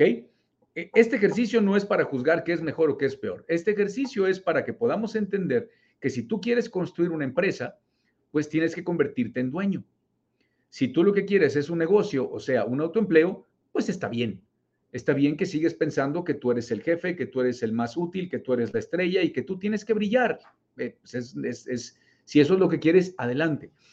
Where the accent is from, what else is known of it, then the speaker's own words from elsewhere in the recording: Mexico; also born or lived in Monterrey, Nuevo León; Yo vivo en México, yo soy mexicano, vivo en Monterrey, Nuevo León